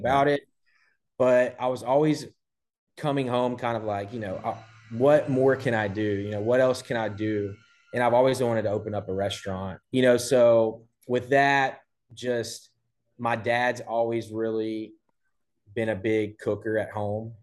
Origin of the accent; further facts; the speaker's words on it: Port Neches, Texas, United States; also born or lived in Houston / Beaumont; I grew up in Port Neches, uh, went to P and G High School